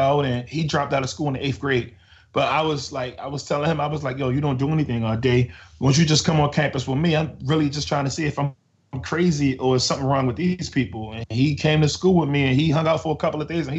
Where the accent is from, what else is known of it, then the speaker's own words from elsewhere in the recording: Baltimore, Maryland, United States; I was born and raised in East Baltimore.